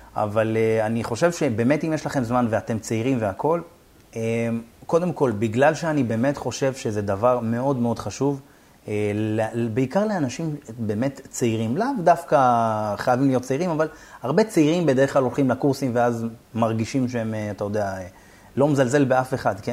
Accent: Beersheba, Southern District, Israel; ואני באר שבעי

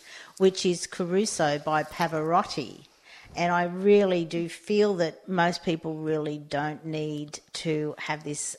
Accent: Sydney, New South Wales, Australia; both Kaz and I actually grew up in Sydney but down south.

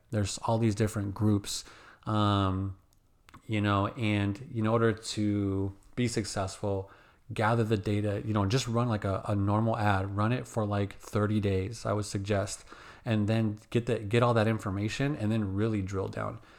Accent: Phoenix, Arizona, United States; when I grew up in Phoenix, dude, I woke up, like, if you look down the street, it's all palm trees.

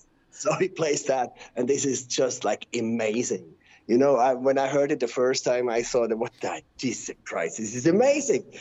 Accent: Switzerland; first language Swiss German; English is a second language; I'm from Switzerland.

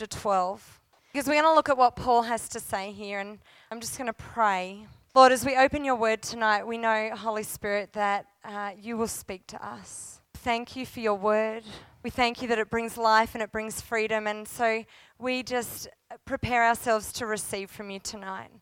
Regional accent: Australia; also born or lived in Cooma, New South Wales; now in Canberra, Australia; as an Australian

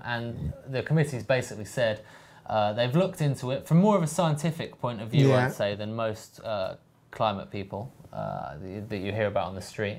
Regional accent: London, United Kingdom; I'm a Londoner

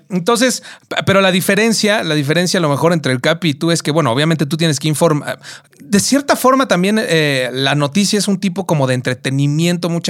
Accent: Mexico; es porque soy mexicano y porque mis raíces y lo que me constituye me dio la oportunidad de poderme ir y, tener una experiencia diferente.

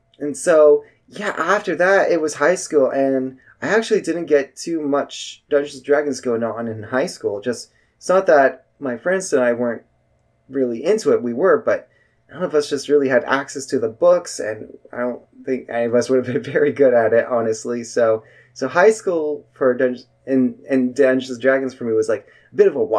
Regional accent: Northern California, United States; I'm from NorCal

